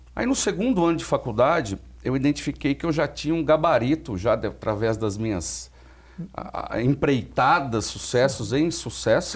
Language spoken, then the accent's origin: Portuguese; Limeira, São Paulo, Brazil; em Limeira, na minha cidade natal